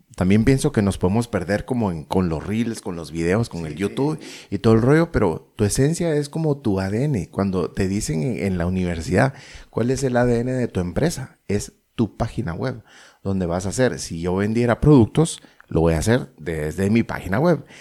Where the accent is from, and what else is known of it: Guatemala